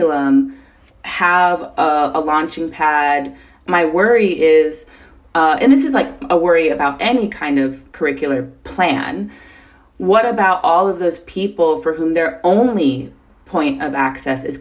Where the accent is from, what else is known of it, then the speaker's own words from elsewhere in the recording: Minnesota, United States; now in Seattle, United States; I come from Minnesota, I come from the upper Midwest